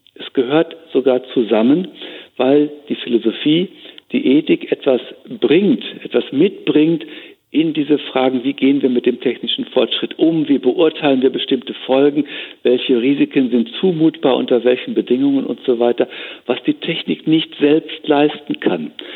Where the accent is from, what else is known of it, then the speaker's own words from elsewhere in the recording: Germany; bei uns in Deutschland, in Europa